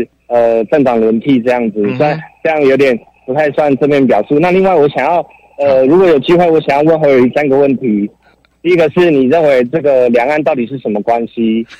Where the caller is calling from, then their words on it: Taoyuan, Taiwan